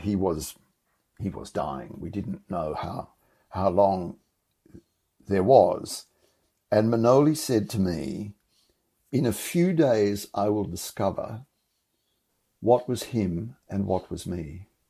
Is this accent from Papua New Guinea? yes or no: no; Australia; I'm profoundly Australian and this is my home